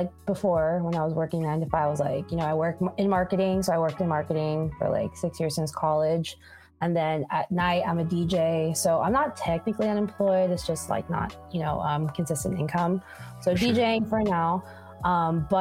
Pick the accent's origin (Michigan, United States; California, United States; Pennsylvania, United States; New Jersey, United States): California, United States; Long Beach; moved away as an adult; also born or lived in Boston; now in Oakland, United States; my home base is in Long Beach. So I'm originally from Long Beach